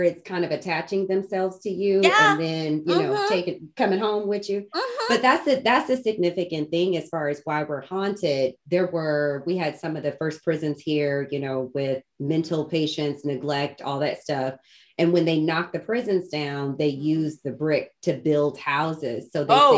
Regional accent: Alton, Illinois, United States; accent: flat, no accent; moved away; I am from Alton, Illinois, across the bridge from St. Louis.

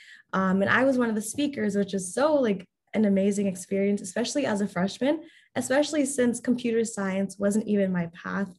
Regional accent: New York, United States; I'm from New York.

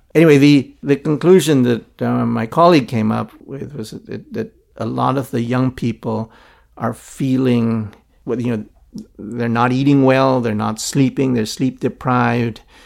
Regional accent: Philippines; now in Hong Kong; I grew up in Philippines under Marcos

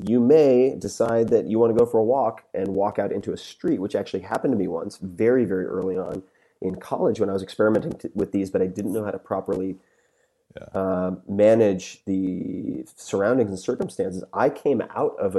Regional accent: Long Island, New York, United States; I'm from Long Island

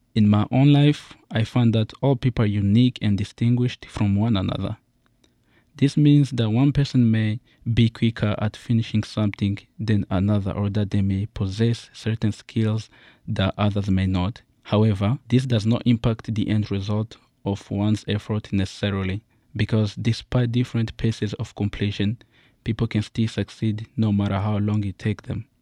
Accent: Uganda; also born or lived in Congo; now in United States; I was born in a infamous country in Central Africa, Congo, but I was raised in Uganda and moved in here to the United States

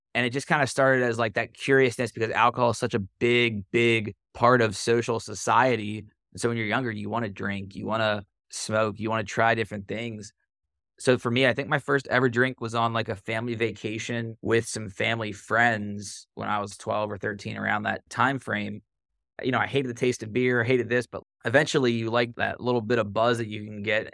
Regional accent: Cincinnati, Ohio, United States; So I grew up in Cincinnati, born and raised

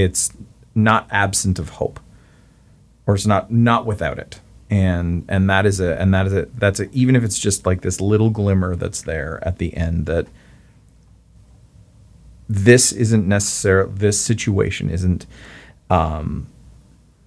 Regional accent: Canada; As the Canadian

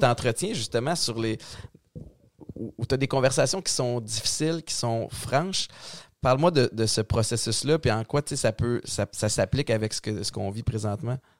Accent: Montreal, Quebec, Canada; j'ai grandi à Antique, Montréal-Nord

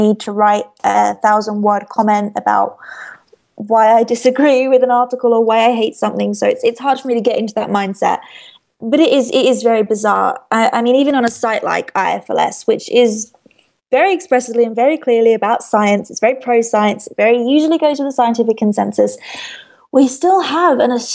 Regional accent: United Kingdom; I'm British

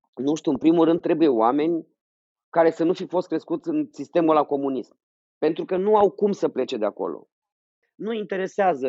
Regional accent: Iași, Iași County, Romania; am și fost, cât de mic eram în Iași, clasa 4 nu? Atunci m-a prins Revoluția pe mine

